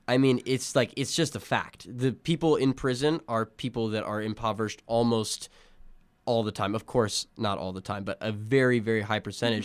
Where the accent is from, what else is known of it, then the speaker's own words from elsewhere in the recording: Illinois, United States; I was born in Illinois